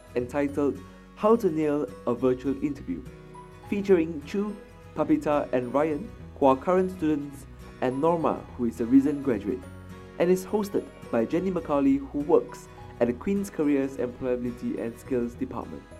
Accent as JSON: {"language": "English", "country": "Malaysia", "moved": "yes", "lives_now": "Belfast, United Kingdom", "said": "I'm originally from Malaysia"}